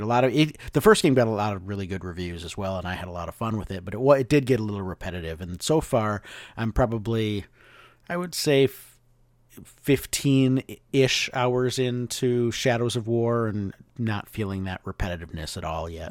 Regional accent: Hudson, Wisconsin, United States; moved away; the Goodwill that I went to in Hudson, Wisconsin

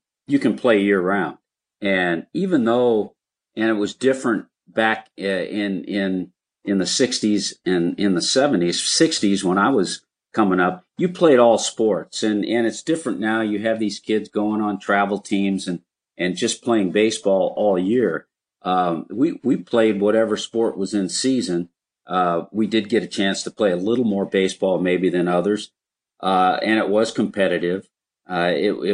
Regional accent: Los Angeles, California, United States; it was in L.A. There were over 50,000 people there, and that was my hometown

